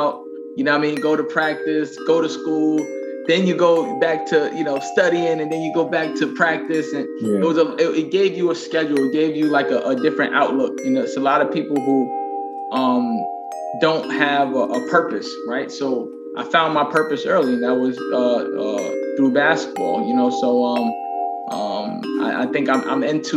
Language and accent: English; New York City, New York, United States; also born or lived in California; Born and raised in Queens, New York